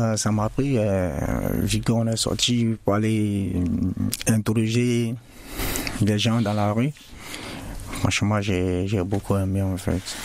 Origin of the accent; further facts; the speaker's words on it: Côte d’Ivoire; now in France; je viens de la Côte d'Ivoire.